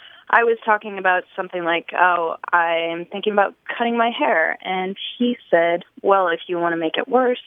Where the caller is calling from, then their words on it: Nashville, Tennessee, United States; I'm calling from Nashville, Tennessee.